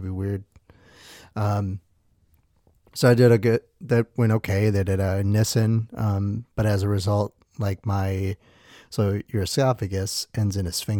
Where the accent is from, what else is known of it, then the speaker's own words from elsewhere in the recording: Milwaukee, Wisconsin, United States; born there; Anyway, so I was born in Milwaukee 2 months early.